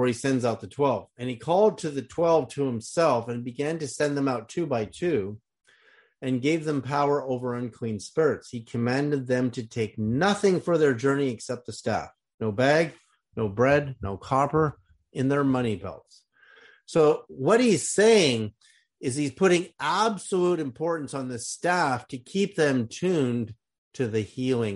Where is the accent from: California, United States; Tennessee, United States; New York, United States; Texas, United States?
California, United States; Berkeley; when I was a kid growing up in Berkeley, California